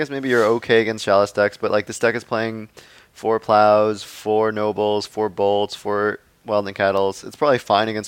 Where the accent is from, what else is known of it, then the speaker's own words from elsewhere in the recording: Acton, Massachusetts, United States; moved away; that's actually where I grew up, so I know it very well